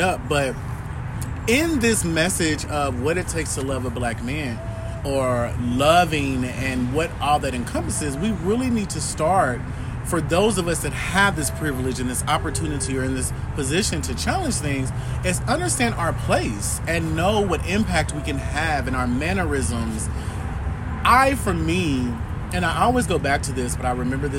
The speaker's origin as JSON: {"language": "English", "town": "Kansas City", "region": "Missouri", "country": "United States", "tie": "born or raised there", "said": "I'm from Kansas City, Missouri, born and raised"}